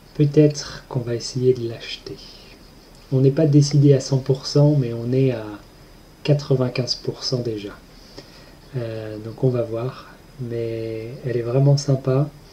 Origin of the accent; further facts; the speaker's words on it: Pays de la Loire, France; je viens de Loire-Atlantique, qui est juste à côté de la Bretagne.